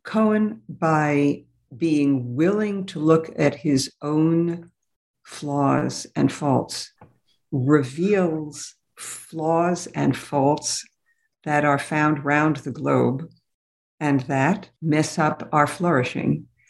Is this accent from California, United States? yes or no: no; New York City, New York, United States; also born or lived in Berlin; I grew up in New York City